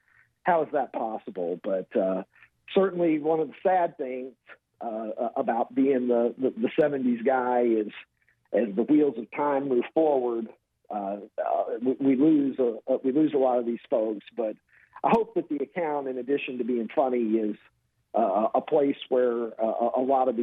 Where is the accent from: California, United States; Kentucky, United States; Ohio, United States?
Kentucky, United States; I was born and raised in Kentucky